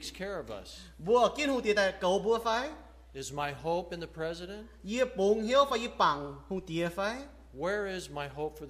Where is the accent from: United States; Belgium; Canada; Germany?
United States; I was born right here in Reading, just on the other side of the river. My family were ranchers.